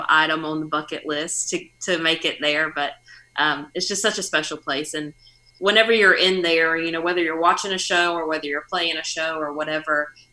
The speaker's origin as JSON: {"language": "English", "region": "North Carolina", "country": "United States", "tie": "born or raised there", "also_born_or_lived": "Nashville", "moved": "as an adult", "said": "the closest live music scene that we have to my hometown is Raleigh, which is an hour away"}